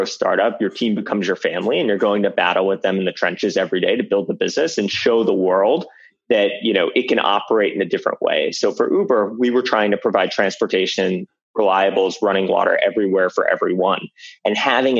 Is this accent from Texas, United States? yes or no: no; Weston, Florida, United States; moved away as an adult; also born or lived in Atlanta; I grew up in South Florida, outside Fort Lauderdale in a town called Weston